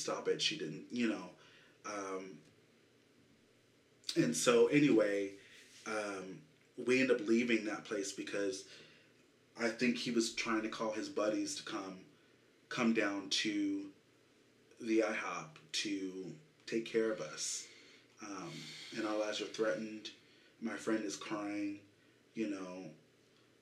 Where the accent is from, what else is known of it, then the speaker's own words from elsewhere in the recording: Kansas City, Missouri, United States; I'm from Kansas City